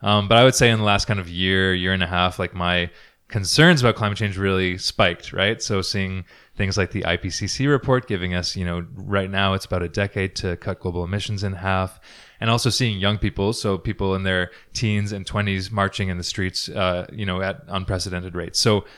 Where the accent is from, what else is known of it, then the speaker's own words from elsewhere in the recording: Ontario, Canada; now in Edmonton, Canada; So I'm originally from Ontario. I grew up kind of moving around. My dad was a diplomat. But I moved here to Edmonton like 6.5 years ago.